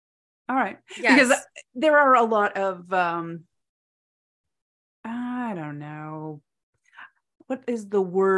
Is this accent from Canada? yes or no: yes; Canada; I'm a Canadian.